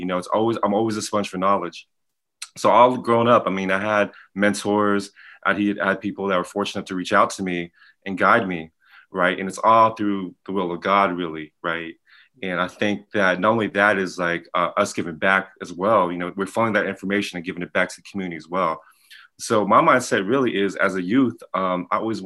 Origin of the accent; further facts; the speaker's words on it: Pasadena, California, United States; I'm from Pasadena, California